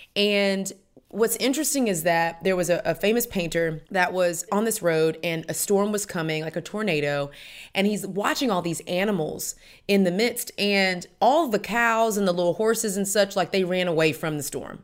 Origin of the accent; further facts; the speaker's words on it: Houston, Texas, United States; moved away as an adult; now in Atlanta, United States; I'm from Houston, Texas